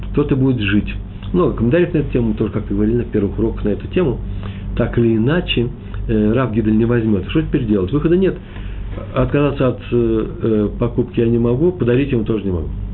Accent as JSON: {"language": "Russian", "region": "Moscow", "country": "Russia", "said": "Я из Москвы, мои предки из Чернобыля."}